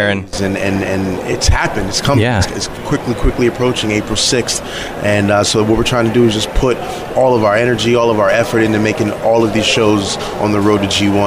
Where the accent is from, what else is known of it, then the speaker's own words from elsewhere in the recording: New York City, New York, United States; I was born and raised in New York City